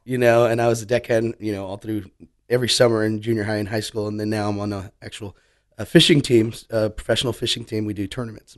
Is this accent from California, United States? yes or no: no; South Padre Island, Texas, United States; growing up in South Padre Island, going back to that, you're growing up on a resort